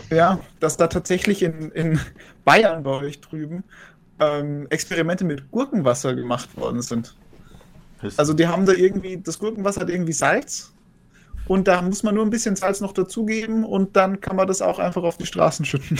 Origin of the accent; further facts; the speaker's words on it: Austria; als Österreicher